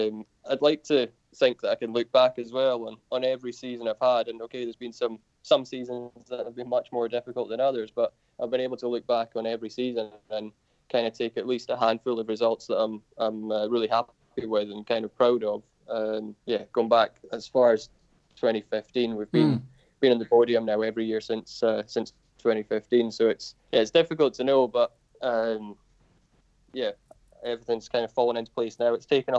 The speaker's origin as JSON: {"language": "English", "country": "United Kingdom", "said": "obviously being a Brit makes a big difference, because there's not many of us around in the lower classes that Dorn are looking to bring through."}